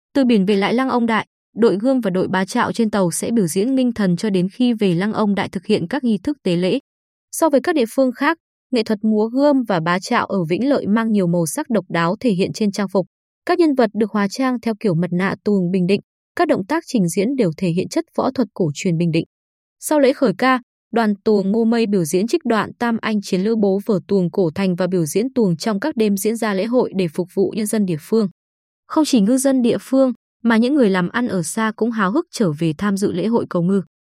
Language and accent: Vietnamese; Vietnam; now in Ba Ria-Vung Tau, Vietnam; Tôi cũng như nhiều người dân ở Vĩnh Lợi đang sinh sống phương xa